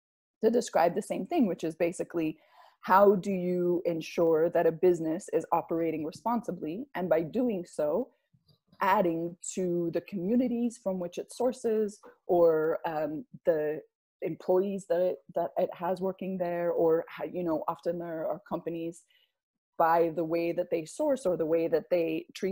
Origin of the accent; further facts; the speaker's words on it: United States; also born or lived in Salt Lake City; I'm from the United States